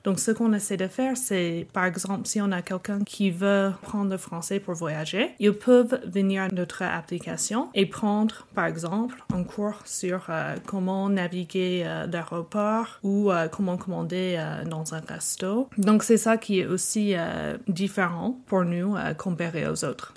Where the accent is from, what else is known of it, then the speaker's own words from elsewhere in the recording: United States; accent: American; first language English; French is a second language; also born or lived in Normandy, France / Dijon, France / Illinois; j'ai grandi aux États-Unis, monolingue